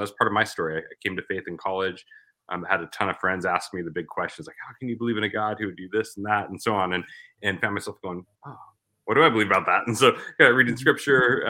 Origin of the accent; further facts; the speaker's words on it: Portland, Oregon, United States; moved away as an adult; now in Arizona, United States; I was actually a pastor in my hometown, Portland, Oregon, for about 15 years